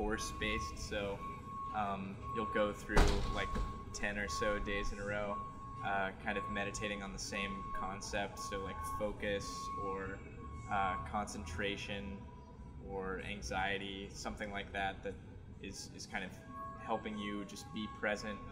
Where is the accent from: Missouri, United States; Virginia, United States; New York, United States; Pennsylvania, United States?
Missouri, United States; Kansas City; I'm from Kansas City